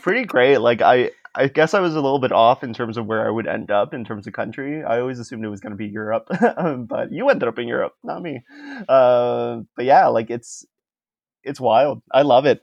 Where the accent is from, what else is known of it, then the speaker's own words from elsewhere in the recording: Miami, Florida, United States; moved away as an adult; now in Canada; we are from the same city, from Miami, and, yeah, and I've been living in Canada for the last five years